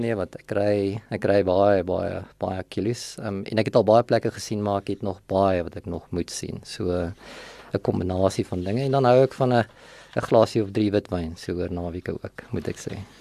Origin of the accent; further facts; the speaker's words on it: Vanderbijlpark, Gauteng, South Africa; also born or lived in Sasolburg, Free State / Potchefstroom; ek is in Sasselburg gebore. Ehm um, en het daar vir 'n rukkie skool gegaan en toe trek ons net oorkant die Vaalrivier na van 'n byl toe. En daar het ek my laerskool loopbaan voltooi, hoërskool loopbaan voltooi